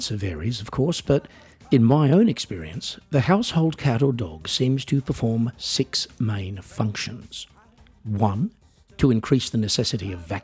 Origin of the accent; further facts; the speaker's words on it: Australia; I am otherwise an Australian musician